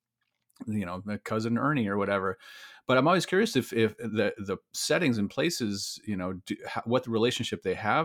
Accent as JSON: {"language": "English", "region": "Iowa", "country": "United States", "tie": "born or raised there", "moved": "yes", "said": "I was born in Iowa, spent many years there"}